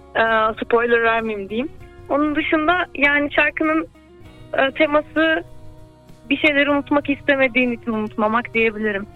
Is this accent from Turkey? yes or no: yes; Istanbul, Turkey; İstanbul'da doğdum 94 yılında.